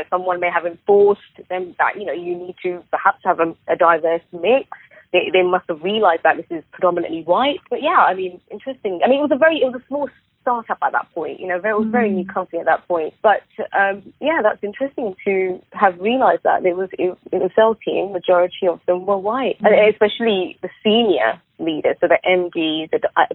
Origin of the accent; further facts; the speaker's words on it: Southall, London, United Kingdom; I grew up going to below average schools in a predominantly poor Indian area, which is Southall.